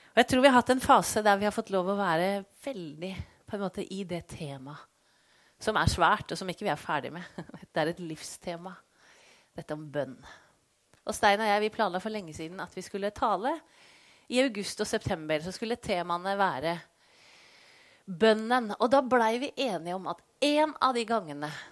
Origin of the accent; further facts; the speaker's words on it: Skien, Telemark, Norway; moved away as an adult; also born or lived in Colombia; bodde i Skien, der jeg kommer fra